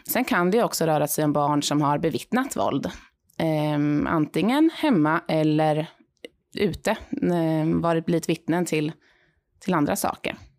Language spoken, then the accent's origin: Swedish; Linköping, Östergötland, Sweden; moved away as an adult; innan jag landade här i Linköping då, min hemstad